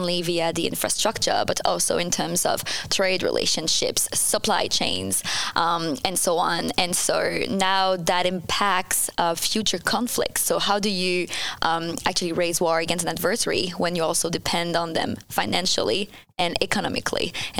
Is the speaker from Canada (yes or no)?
yes; Canada; accent: French-Canadian; I'm French-Canadian, so you'll be able to hear my accent throughout this episode.